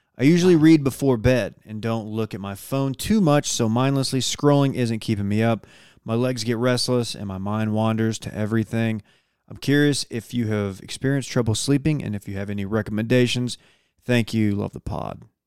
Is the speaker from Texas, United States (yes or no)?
yes; Dallas, Texas, United States; also born or lived in Austin; I'm from the Dallas area